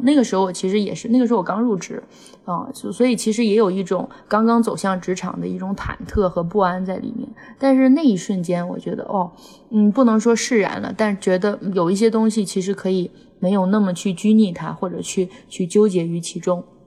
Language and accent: Chinese; Inner Mongolia, China; 我们小时候在内蒙古